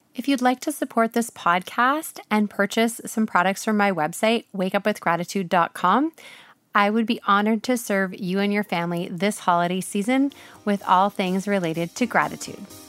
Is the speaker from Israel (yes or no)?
no; Canada; I'm Canadian